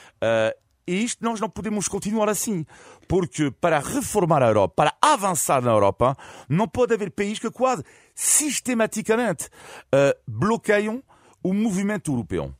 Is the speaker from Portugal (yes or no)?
no; France; como francês